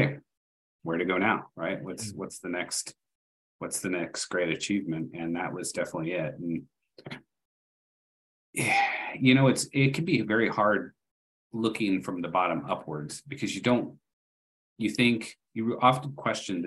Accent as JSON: {"language": "English", "town": "Austin", "region": "Texas", "country": "United States", "moved": "yes", "said": "I'm originally from Austin, Texas"}